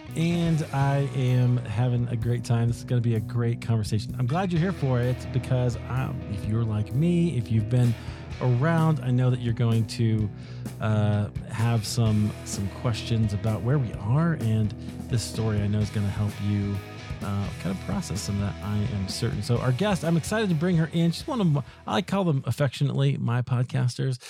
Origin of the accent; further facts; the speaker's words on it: Iowa, United States; moved away; also born or lived in Highland Park, Illinois; I'm also from the Midwest, from, from Iowa